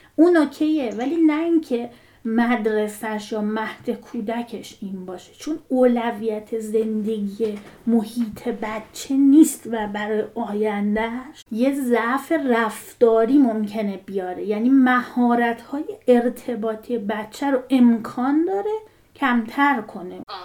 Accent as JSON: {"language": "Persian", "country": "Iran", "tie": "born or raised there", "moved": "as an adult", "said": "بازیایی که ما تو بچگیمون تو ایران میکردیم"}